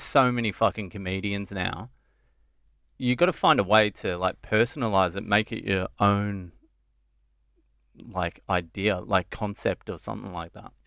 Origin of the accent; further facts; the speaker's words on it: Dromana, Victoria, Australia; moved away as an adult; also born or lived in Sydney / Cheltenham, Victoria; now in India; I grew up Cheltenham and then, uh, Drumana